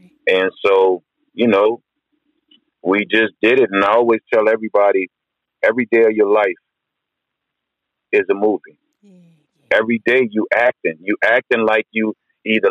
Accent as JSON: {"language": "English", "town": "New Orleans", "region": "Louisiana", "country": "United States", "said": "I'm from New Orleans."}